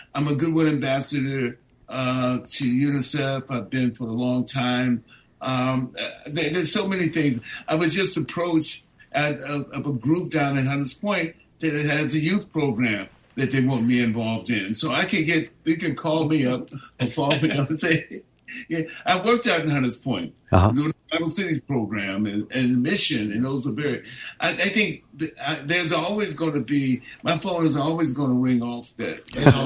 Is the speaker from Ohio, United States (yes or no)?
no; San Francisco, California, United States; I was born and raised here. You can't get deeper than that. And I still live here in the city. I grew up in the Haight-Ashbury.